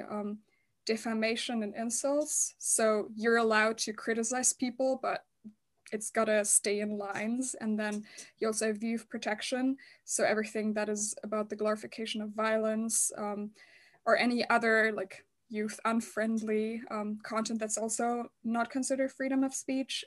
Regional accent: Germany; I grew up in Germany

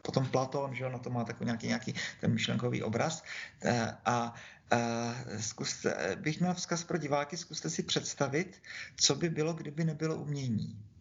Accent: Brno, South Moravian Region, Czechia; Já jsem Brňák, tak jsem křtěný po návku tady

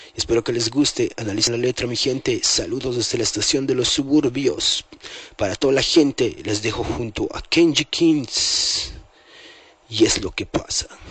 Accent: La Paz, Bolivia; ciudad maravilla, la cuna donde yo nací, nacieron muchos, muchos paseños

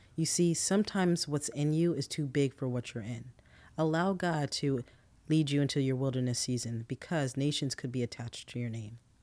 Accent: New Jersey, United States; moved away as an adult; I'm originally from New Jersey, and that's all I've ever known for twenty-four years

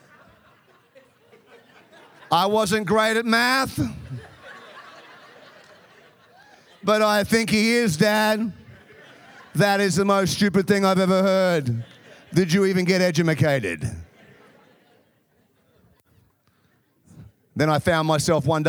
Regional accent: Melbourne, Victoria, Australia; now in Chicago, United States; I grew up in Melbourne in the southern part of Australia.

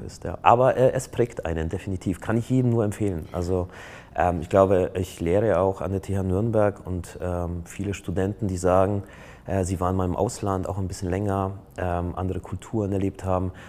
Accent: Poland; now in Germany; ich komme ja ursprünglich aus Polen

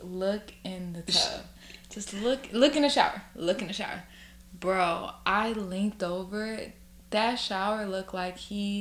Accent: New York, United States; us New Yorkers

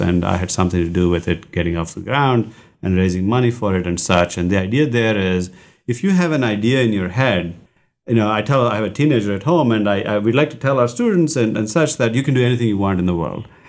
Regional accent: India; moved away; I grew up in India

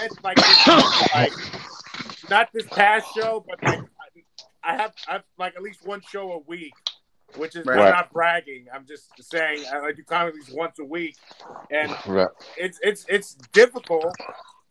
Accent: United States; I'm an American

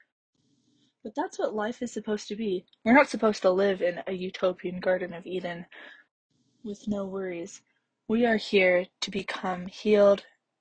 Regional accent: Canada; also born or lived in Salt Lake City, Utah; now in Provo, United States; I'm originally from Canada, but my family lives in Salt Lake City right now

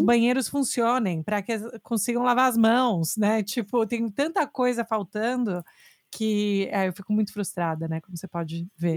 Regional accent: Brazil; now in United States; crescendo no Brasil

